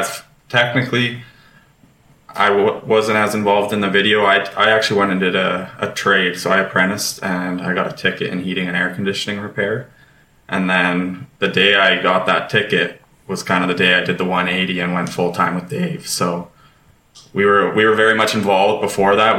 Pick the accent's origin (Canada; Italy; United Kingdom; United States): Canada; Lethbridge, Alberta; I grew up in Lethbridge, Alberta